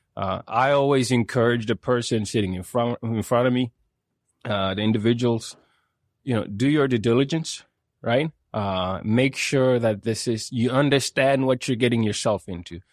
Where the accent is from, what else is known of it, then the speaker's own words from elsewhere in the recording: Sweden; moved away as an adult; now in Calgary, Canada; I grew up in Sweden